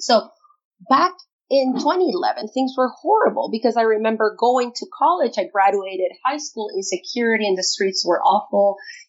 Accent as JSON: {"language": "English", "town": "Barquisimeto", "region": "Lara", "country": "Venezuela", "tie": "born or raised there", "also_born_or_lived": "Elmira, United States", "second_language": "English", "moved": "as an adult", "lives_now": "Indiana, United States", "said": "I was, as I said, born in Venezuela in Barquisimeto, which is the fourth largest city. It's 4 hours away from the capital, which is Caracas. I did high school there, and I started university at UCLA"}